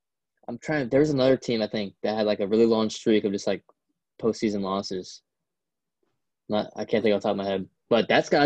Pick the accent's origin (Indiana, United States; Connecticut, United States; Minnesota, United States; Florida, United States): Indiana, United States; And we're both from Indiana